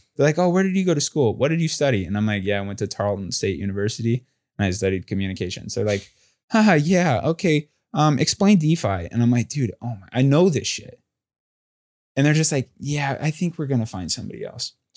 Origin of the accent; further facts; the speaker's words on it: Southern California, United States; moved away as an adult; also born or lived in Texas; now in New York City, United States; I'm from Southern California